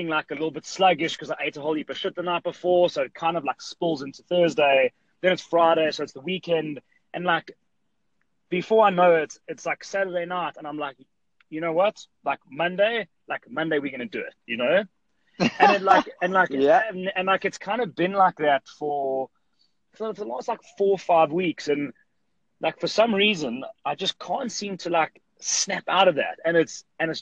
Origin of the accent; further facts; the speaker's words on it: South Africa; I'm from South Africa, and I have a gym in South Africa here in Johannesburg